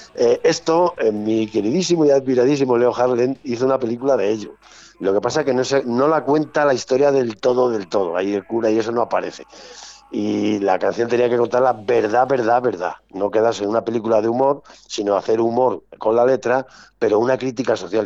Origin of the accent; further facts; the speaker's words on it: Castile and León, Spain; yo soy de Castilla